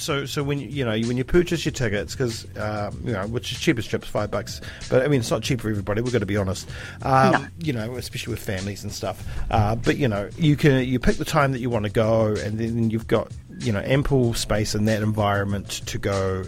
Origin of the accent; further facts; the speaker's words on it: Dunedin, Otago, New Zealand; we are from Utupute.